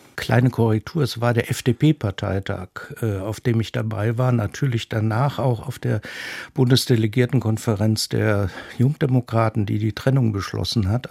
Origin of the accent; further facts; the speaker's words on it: Esslingen, Baden-Württemberg, Germany; moved away as an adult; also born or lived in Rhineland / Bonn / North Rhine-Westphalia; von Esslingen, wo ich aufgewachsen bin